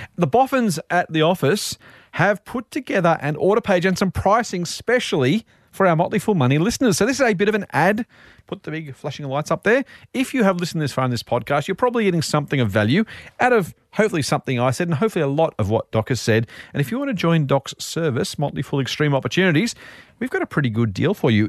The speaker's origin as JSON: {"language": "English", "country": "Australia", "said": "I'm Australian and we live here"}